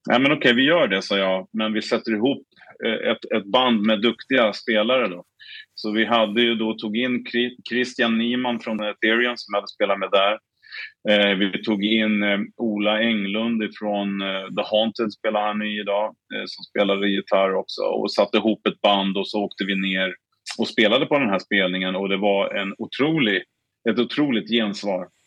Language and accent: Swedish; Stockholm, Stockholm County, Sweden; vi sålde den här kassetten på en lokal skivbutik i, i Stockholm där vi är ifrån